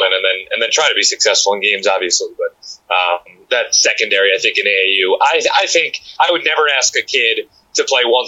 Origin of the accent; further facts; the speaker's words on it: New Jersey, United States; now in Norwalk, United States; I grew up in New Jersey